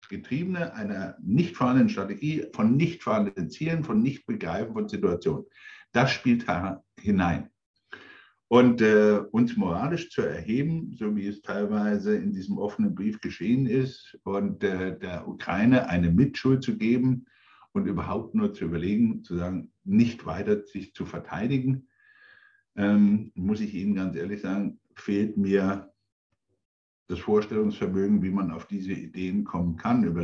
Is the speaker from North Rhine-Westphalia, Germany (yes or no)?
no; Coburg, Bavaria, Germany; ich bin inzwischen 63 Jahre alt, ich bin an der innerdeutschen Grenze aufgewachsen in Coburg.